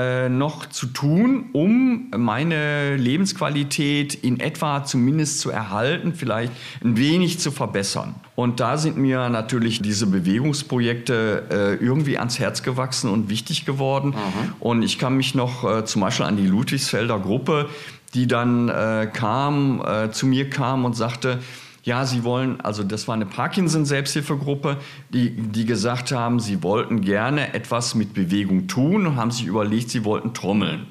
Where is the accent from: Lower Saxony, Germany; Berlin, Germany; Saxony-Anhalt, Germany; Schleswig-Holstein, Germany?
Berlin, Germany; ich kam ja aus Berlin, aus der Stadt